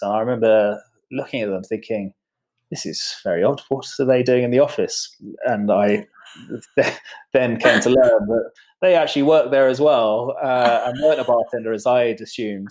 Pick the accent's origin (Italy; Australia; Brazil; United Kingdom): United Kingdom; moved away; also born or lived in Poland; being British